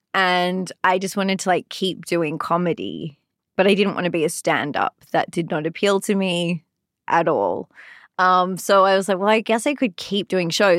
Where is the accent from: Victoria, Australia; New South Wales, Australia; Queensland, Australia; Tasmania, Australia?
New South Wales, Australia; Sydney; moved away as an adult; also born or lived in London; now in Los Angeles, United States; I'm from Sydney, Australia